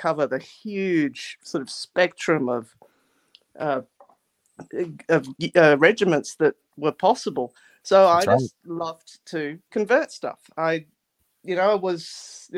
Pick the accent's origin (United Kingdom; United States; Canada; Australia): Australia; Adelaide, South Australia; I grew up in Adelaide, South Australia